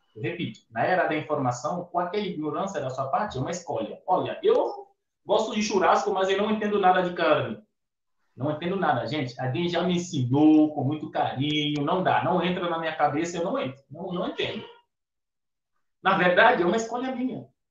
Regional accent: Benin; moved away as an adult; also born or lived in Piracicaba, São Paulo, Brazil; now in Brazil; eu sou africano, como você descreveu, mas eu venho de um país

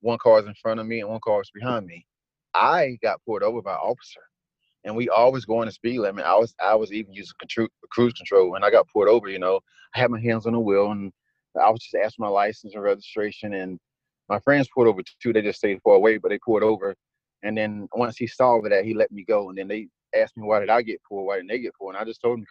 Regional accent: Clinton, North Carolina, United States; I grew up in Clinton with his sister

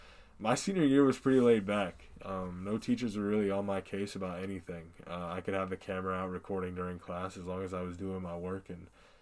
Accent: Des Moines, Iowa, United States; I grew up here in Des Moines, Iowa.

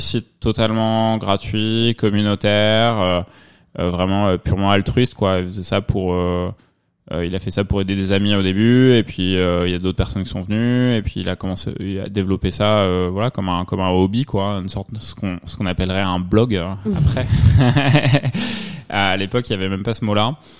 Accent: Provence-Alpes-Côte d'Azur, France; moved away as an adult; also born or lived in Normandy / Lyon / Paris; now in New York, United States; Je suis né en Normandie, j'ai vécu en Provence et, puis après mes études à Lyon

